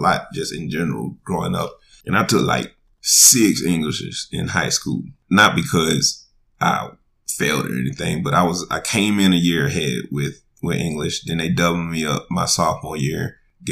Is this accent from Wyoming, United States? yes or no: no; South Carolina, United States; I'm from the South and South Carolina at that.